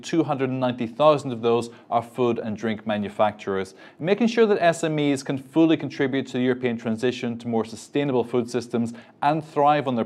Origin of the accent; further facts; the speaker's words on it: Ireland; in my home country of Ireland